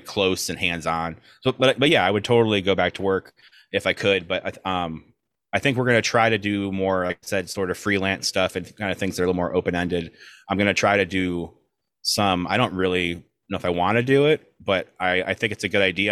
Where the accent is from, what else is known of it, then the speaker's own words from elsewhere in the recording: South Florida, United States; moved away as an adult; also born or lived in Chicago, Illinois / Orlando, Florida; now in Brooklyn, United States; we are both from South Florida. I'm originally from Chicago, but moved to South Florida when I was two ish.